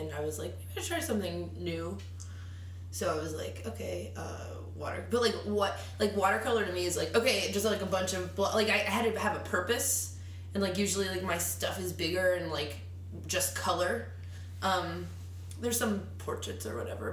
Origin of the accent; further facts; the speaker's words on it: Weirton, West Virginia, United States; moved away as an adult; also born or lived in Poughkeepsie, New York; now in New York, United States; I'm from a town called Weirton